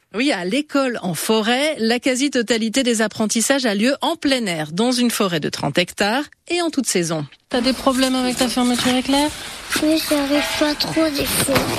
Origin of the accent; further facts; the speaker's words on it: Germany; now in France; Je viens d'Allemagne